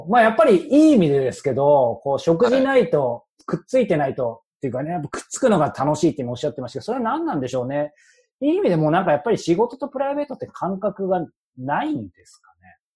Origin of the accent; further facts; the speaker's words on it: Yokohama, Kanagawa, Japan; 横浜、僕横浜ですよ。